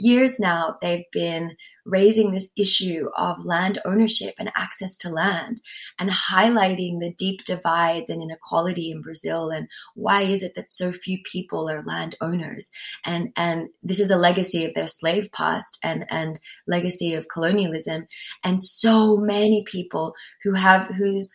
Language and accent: English; Sydney, New South Wales, Australia; accent: Australian; also born or lived in Peru; now in Ojai, United States; I grew up in Australia with my mom and my grandma